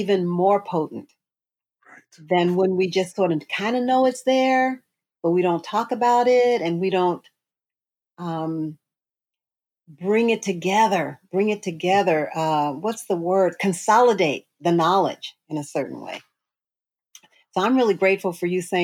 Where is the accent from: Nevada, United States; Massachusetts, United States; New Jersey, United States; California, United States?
California, United States; San Francisco; I was born in Western Addition, San Francisco